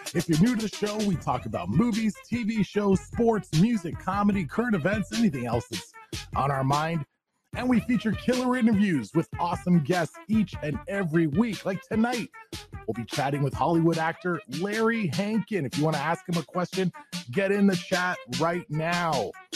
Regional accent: Canada; we're up in Canada. I am Canadian

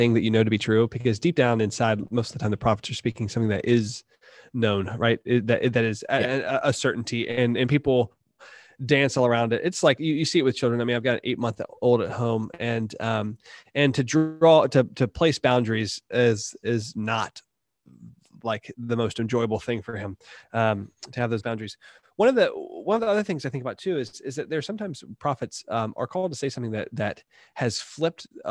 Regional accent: North Carolina, United States; growing up in North Carolina, like living in North Carolina practically my whole life.

